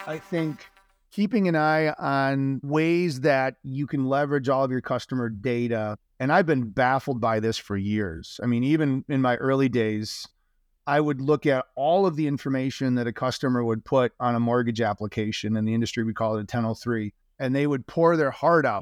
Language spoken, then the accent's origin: English; Marshall, Michigan, United States; I grew up in Little Marshall, Michigan